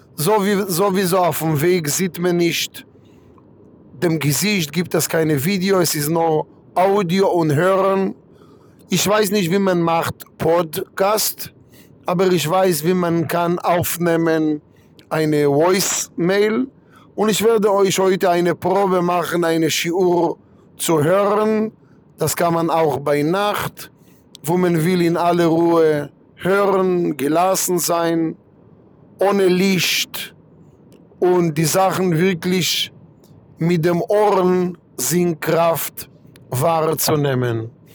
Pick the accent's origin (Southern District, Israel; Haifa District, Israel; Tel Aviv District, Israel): Southern District, Israel; Kiryat Malachi; German is a second language; now in Frankfurt, Germany; ich komme aus Kiryat Malachi, in Israel, nicht weit von Ashdod